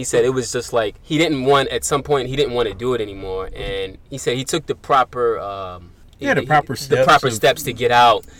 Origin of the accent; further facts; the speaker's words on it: New York City, New York, United States; I'm from New York City